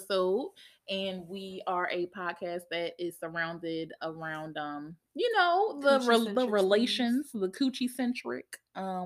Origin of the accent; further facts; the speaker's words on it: Philadelphia, Pennsylvania, United States; I am from Philly